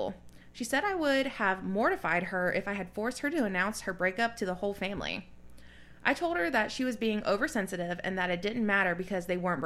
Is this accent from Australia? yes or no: no; the South, United States; I grew up in the South